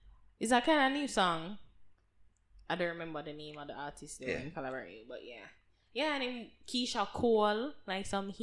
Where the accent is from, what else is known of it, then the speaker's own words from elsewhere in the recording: Jamaica; I'm like this international person. I'm a Jamaican as well, and you feel it. You feel like they're waving the flag high.